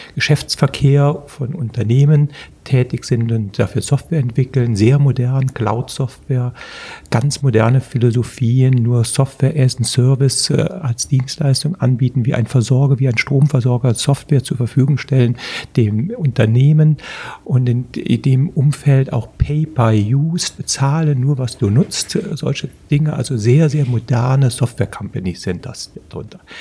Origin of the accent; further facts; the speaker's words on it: Prüm, Rhineland-Palatinate, Germany; moved away as an adult; also born or lived in Trier / Bonn; Also ich bin 1963 im Dezember geboren in der Eifel, in Prüm.